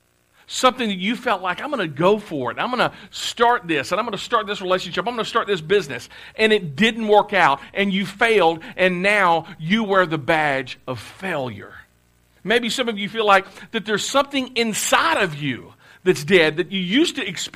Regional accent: Clarksville, Tennessee, United States; moved away; I'm from Clarksville, but we had moved back to Clarksville because my home church had contacted us

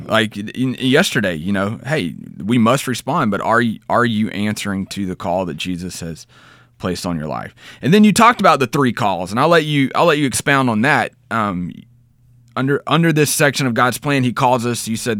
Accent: Texas, United States; I grew up in Southeast Texas, man. I know.

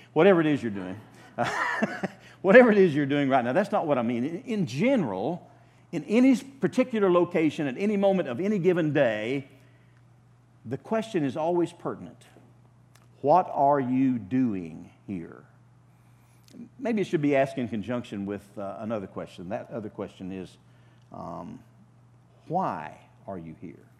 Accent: Oklahoma, United States; moved away as an adult; I'm an Okie from Oklahoma.

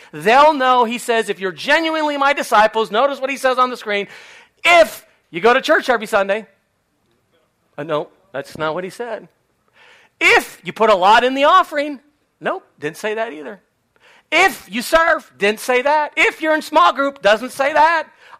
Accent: Spain; Many of you know I grew up in Spain. My parents are still there doing ministry.

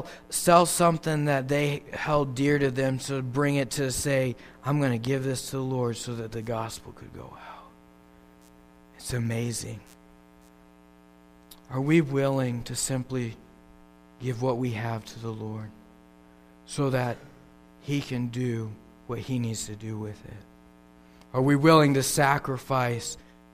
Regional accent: Papua New Guinea; It's amazing to me growing up in New Guinea how that people that didn't have anything, the minimum wage there in New Guinea is $1 an hour.

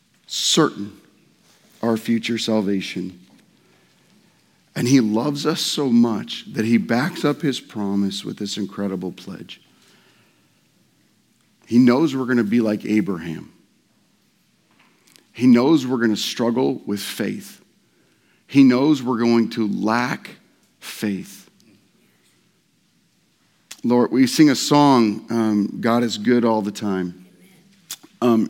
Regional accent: Nebraska, United States; I was born in Nebraska

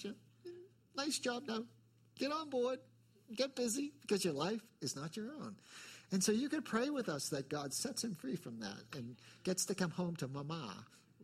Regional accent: New England, United States; accent: New England; my New England accent

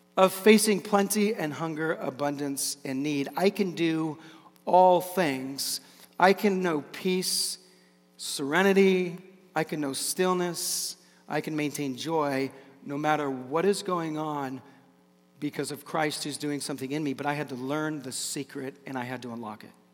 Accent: Seattle, Washington, United States; Growing up in Seattle

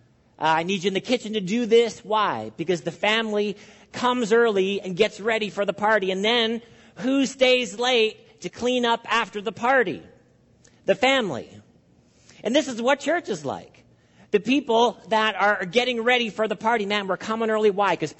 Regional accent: Canada; I'm speaking as a Canadian

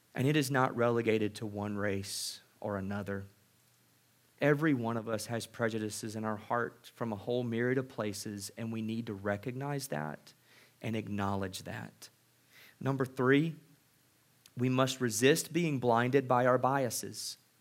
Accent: Mississippi, United States; I grew up in Mississippi.

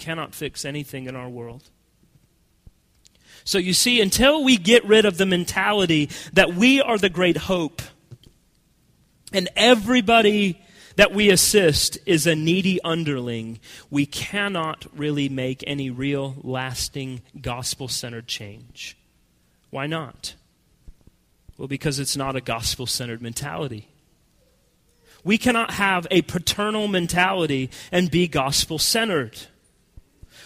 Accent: United States; as American Christians

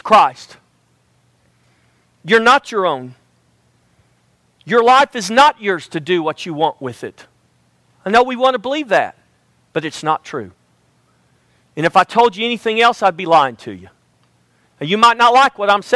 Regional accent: United States; I was born in America

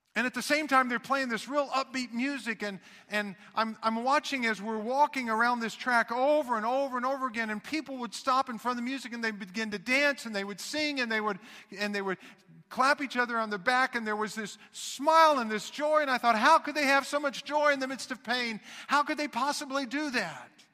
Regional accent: Knoxville, Tennessee, United States; I was born in Knoxville, Tennessee

